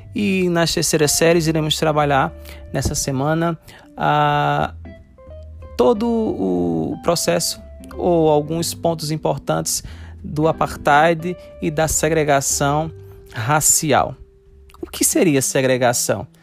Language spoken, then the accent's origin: Portuguese; Brazil; nós, enquanto brasileiros